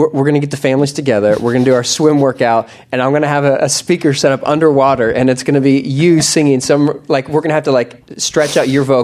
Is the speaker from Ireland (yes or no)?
no; Texas, United States; I'm a Texan.